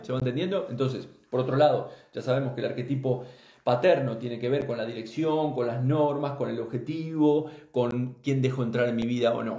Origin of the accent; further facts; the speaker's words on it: Uruguay; moved away; gente de allí, de mi tierra, de Uruguay